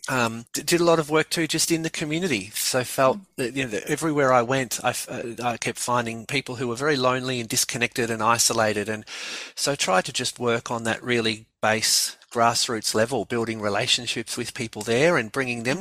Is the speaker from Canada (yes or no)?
no; Melbourne, Victoria, Australia; also born or lived in Gothenburg; I grew up here in in Melbourne.